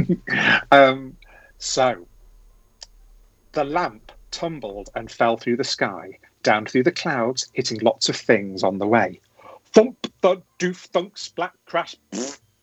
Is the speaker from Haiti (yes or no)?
no; Cheshire, North West England, United Kingdom; also born or lived in Coventry; I was born in Coventry, where a lot of my family still live, and then uh, my family moved to Cheshire, where the rest of my family still live. And yeah, went to school